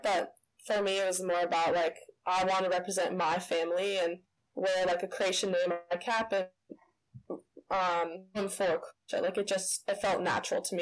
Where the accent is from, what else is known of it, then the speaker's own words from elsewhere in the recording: Illinois, United States; also born or lived in California; I was born there in Illinois um, started swimming there as well